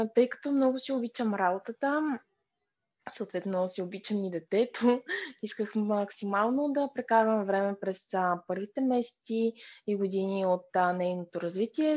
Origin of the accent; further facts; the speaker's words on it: Pleven, Pleven Province, Bulgaria; also born or lived in Burgas; Аз съм от Плевен